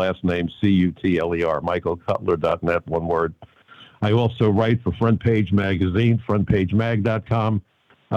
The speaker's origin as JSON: {"language": "English", "town": "New York City", "region": "New York", "country": "United States", "tie": "born or raised there", "said": "I'm a kid from Brooklyn. I even went to Brooklyn College."}